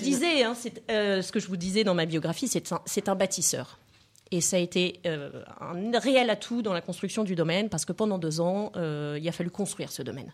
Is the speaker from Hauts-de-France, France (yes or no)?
yes; Lille, Hauts-de-France, France; moved away; also born or lived in Provence; je viens de, de, la région de Lille